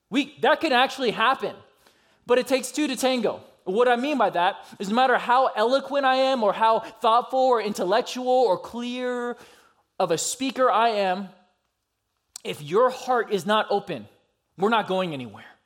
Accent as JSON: {"language": "English", "region": "California", "country": "United States", "tie": "born or raised there", "also_born_or_lived": "Georgia", "lives_now": "Minneapolis, United States", "said": "I grew up in California and Georgia, and I just kind of rep which one ever"}